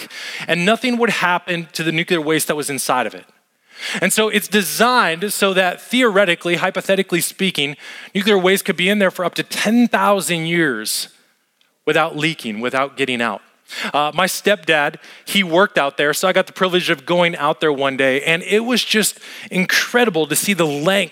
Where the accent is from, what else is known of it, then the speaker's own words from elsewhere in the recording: Las Vegas, Nevada, United States; moved away; Las Vegas, where I grew up and where I lived